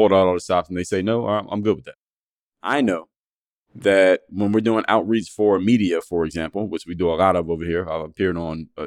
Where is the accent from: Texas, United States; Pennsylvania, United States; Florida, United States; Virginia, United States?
Pennsylvania, United States; Philadelphia; these are my friends I grew up with in Philadelphia